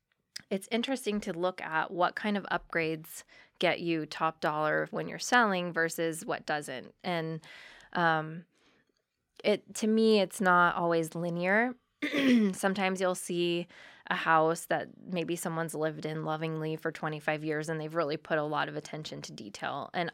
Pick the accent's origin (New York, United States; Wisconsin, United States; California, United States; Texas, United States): California, United States; Burbank; now in Humboldt, United States; which is where I grew up in Southern California, in Burbank. And it's so cookie cutter.